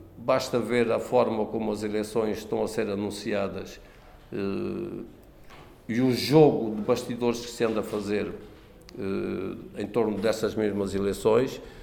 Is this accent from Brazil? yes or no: no; Angola; now in Portugal; Angola, meu país de origem, de onde vim